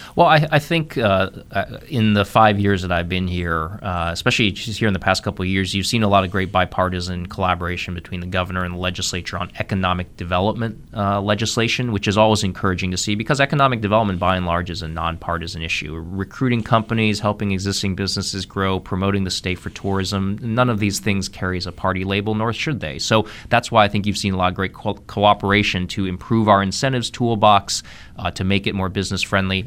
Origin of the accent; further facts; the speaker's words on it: Columbus, Ohio, United States; moved away as an adult; also born or lived in Missouri; now in North Carolina, United States; I'm a native of Ohio, born and raised in Columbus, Ohio